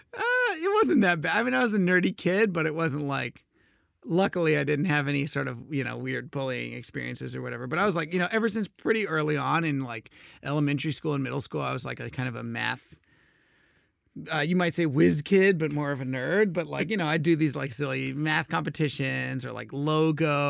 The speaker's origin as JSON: {"language": "English", "town": "Houston", "region": "Texas", "country": "United States", "tie": "born or raised there", "said": "I grew up in Houston, Texas"}